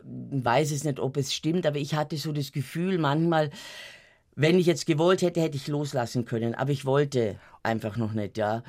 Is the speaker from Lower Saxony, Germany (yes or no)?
no; Munich, Bavaria, Germany; Ich bin am Rand von München aufgewachsen, am Kieferngarten